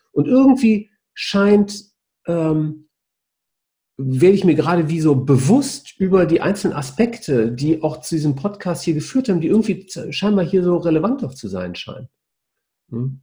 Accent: the Ruhr area, North Rhine-Westphalia, Germany; weil ich ein Kind des Reviers bin

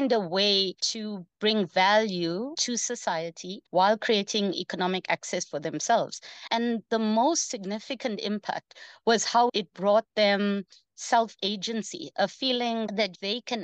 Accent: South Africa; also born or lived in India; having grown up in a township in South Africa

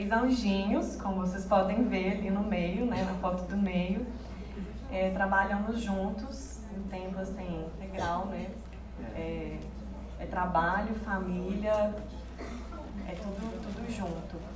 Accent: Belo Horizonte, Minas Gerais, Brazil; Somos de Belo Horizonte

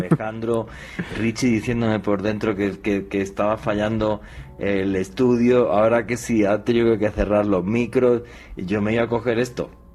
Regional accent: Spain; allí en mi país, en España

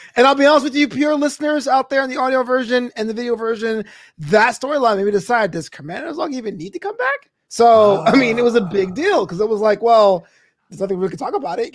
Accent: United States; I'm an American

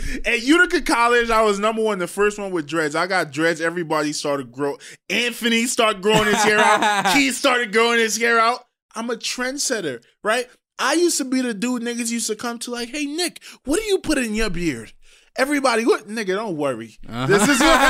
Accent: Trinidad & Tobago; I'm from Trinidad.

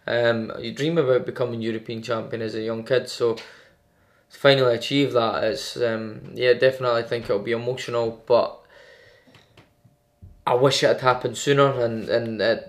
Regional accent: Edinburgh, Scotland, United Kingdom; We're both Scottish, we're both from Edinburgh

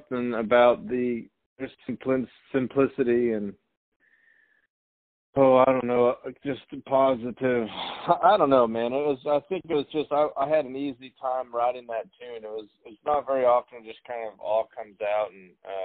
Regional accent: Tulsa, Oklahoma, United States; also born or lived in Los Angeles; Two of us are from Tulsa, Oklahoma

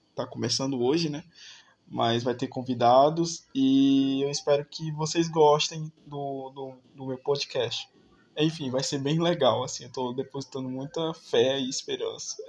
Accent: Maracanaú, Ceará, Brazil; eu sou aqui de Maracanã, Ceará.

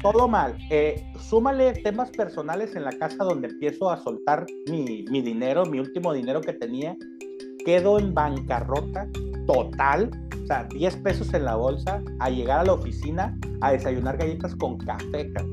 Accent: Ensenada, Baja California, Mexico; now in Tijuana, Mexico; soy un ensenadense de nacimiento adoptado por Tijuana

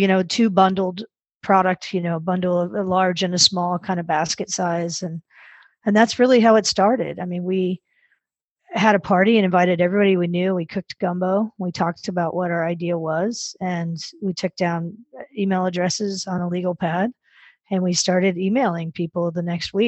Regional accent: Dallas, Texas, United States; I grew up in Dallas

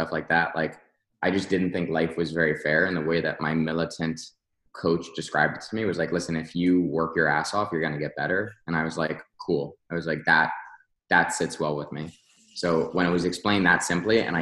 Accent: Westfield, United States; Westfield itself, my hometown, where the gyms are located now and where I'm still based

